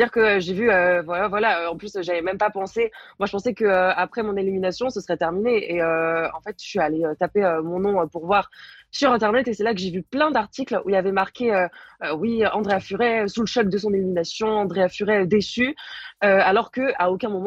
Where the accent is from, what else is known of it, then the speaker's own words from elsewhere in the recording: Paris, Île-de-France, France; je suis parisienne et c'est toujours un peu compliqué quand tu es parisienne de ramener du monde